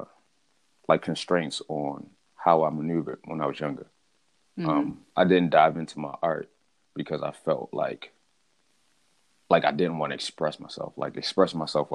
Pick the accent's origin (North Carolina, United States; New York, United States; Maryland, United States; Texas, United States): Maryland, United States; Baltimore; born and raised in Baltimore, Maryland